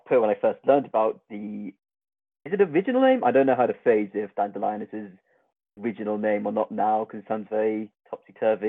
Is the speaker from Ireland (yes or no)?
no; Devon, South West England, United Kingdom; I'm from Devon.